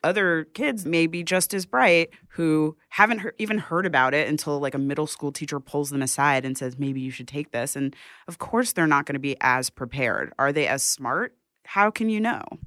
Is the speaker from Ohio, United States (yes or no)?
no; New York City, New York, United States; also born or lived in Bronx, New York City; I grew up in Manhattan, then I was in the Bronx for a few years, and then I came back to Manhattan